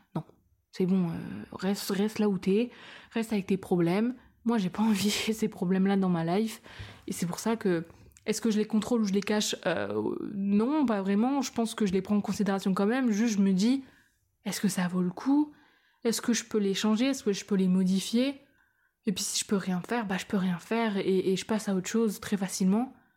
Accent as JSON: {"language": "French", "country": "France", "said": "Je suis française"}